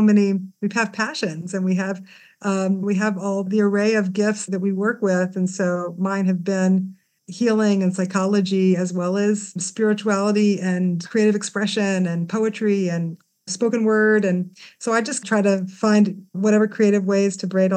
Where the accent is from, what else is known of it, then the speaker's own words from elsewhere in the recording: Memphis, Tennessee, United States; now in Jerusalem, Israel; I grew up in Memphis, Tennessee